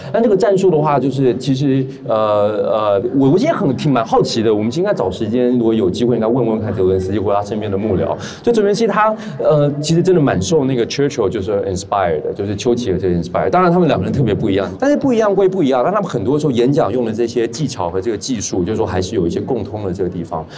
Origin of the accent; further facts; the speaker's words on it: Taiwan; 我是台湾人